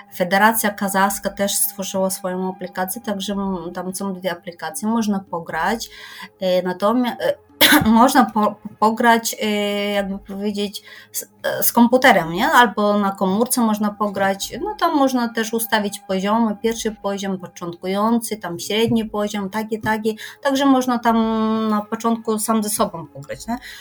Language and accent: Polish; Kyrgyzstan; Polish is a second language; now in Poland; ja pochodzę z Kirgistanu